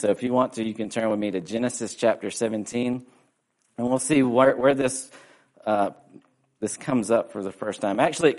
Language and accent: English; South Georgia, United States; moved away as an adult; also born or lived in South Dakota; I'm from South Georgia, and so we don't have buffalo down there.